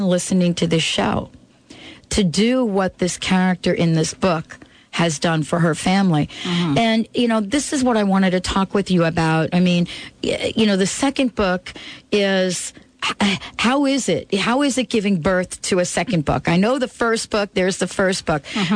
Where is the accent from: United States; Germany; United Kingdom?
United States; New York; I'm from New York